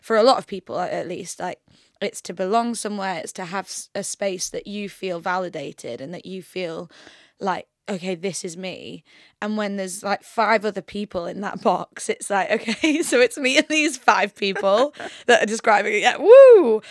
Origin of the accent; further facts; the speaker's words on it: York, Yorkshire and the Humber, United Kingdom; moved away as an adult; now in London, United Kingdom; I'm originally from York